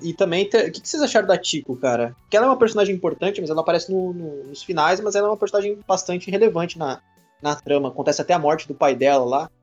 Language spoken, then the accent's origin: Portuguese; Brazil; eu sou brasileiro